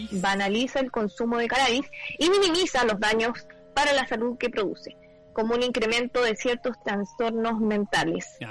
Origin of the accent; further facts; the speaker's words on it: Chile; como chilenos